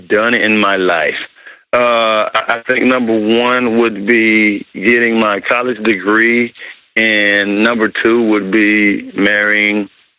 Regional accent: Dallas, Texas, United States; I'm born and raised in Dallas.

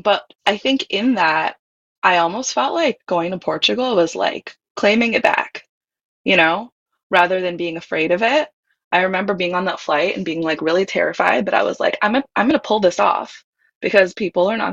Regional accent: Hawaii, United States; I grew up in Hawaii

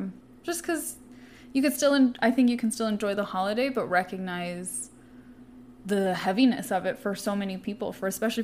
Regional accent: Southern California, United States; we both grew up in the 90s. We're both from Southern California.

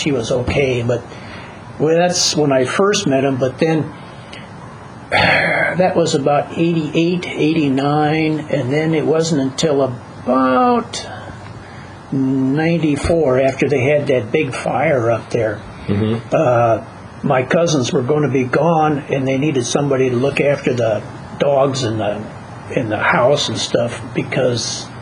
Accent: North Dakota, United States; now in Los Angeles County, United States; I was born in North Dakota, and I know that area well enough

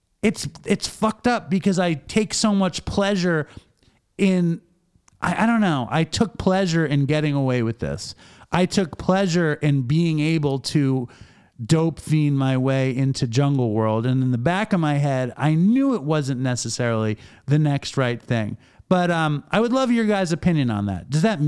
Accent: New York City, New York, United States; growing up in New York City

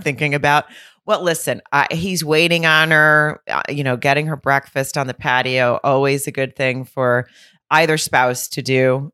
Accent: near Lowell, Arkansas, United States; moved away; at the Grove in Lowell, which is right outside my hometown

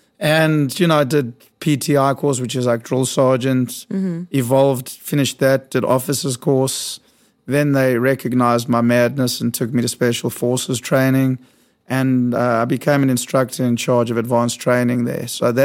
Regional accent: South Africa; moved away as an adult; now in New York, United States; I was born in South Africa.

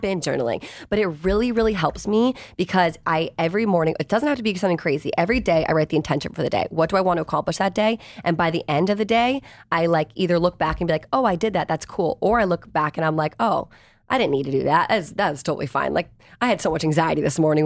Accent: Virginia, United States; I grew up in Virginia. Like I didn't grow up

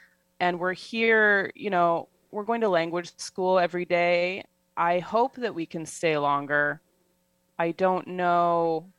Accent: Seattle, Washington, United States; moved away as an adult; now in Rome, Italy; I'm from Seattle

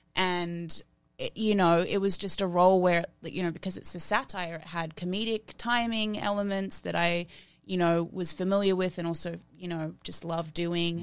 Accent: Australia; growing up in Australia, in that industry, I didn't look like anyone.

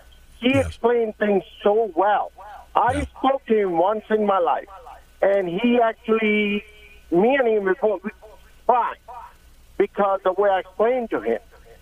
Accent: India; moved away as an adult; now in United States; I came from India in this country in 1988.

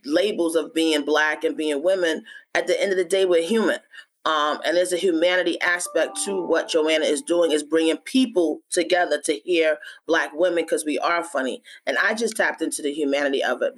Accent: New York, United States; also born or lived in Philadelphia; I'm from New York

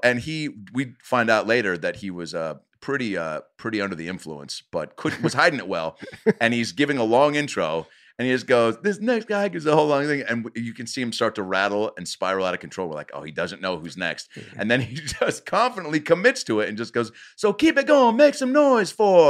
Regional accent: Omaha, Nebraska, United States; Omaha, man. I haven't left since I was a kid.

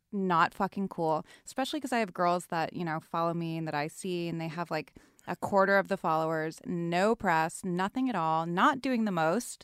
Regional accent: East Coast, United States; now in Los Angeles, United States; I'm originally from the East Coast

